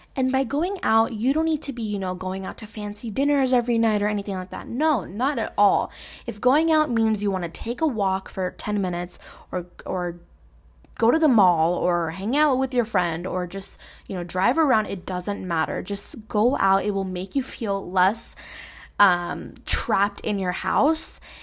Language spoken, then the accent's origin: English; New York City, New York, United States; Jackson Heights, Queens, New York. Like, I grew up there